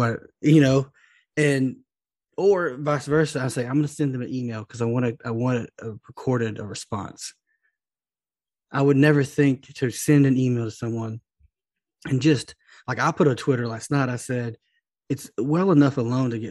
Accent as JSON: {"language": "English", "region": "Texas", "country": "United States", "tie": "born or raised there", "moved": "as an adult", "lives_now": "Louisiana, United States", "said": "I live in Louisiana. I was born and raised and spent most of my life in Texas"}